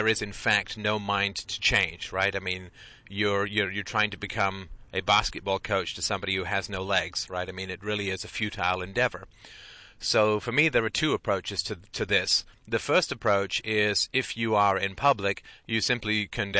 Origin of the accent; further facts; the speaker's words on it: United Kingdom; I'm British, and I know that I was raised, you know, that you get along and you're pleasant